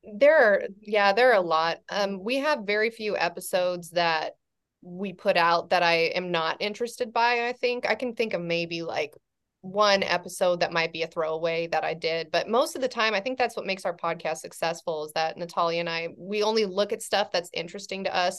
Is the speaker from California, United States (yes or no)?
yes; California, United States; i'm from california but i'm from a farming community in california